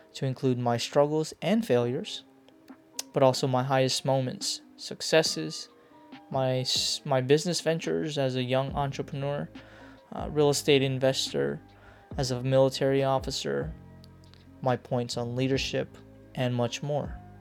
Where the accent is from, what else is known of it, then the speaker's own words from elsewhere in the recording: Hawaii, United States; also born or lived in Philippines; I am a Filipino American born in the Philippines. Grew up a little bit in the Philippines, but later spent most of my life in Hawaii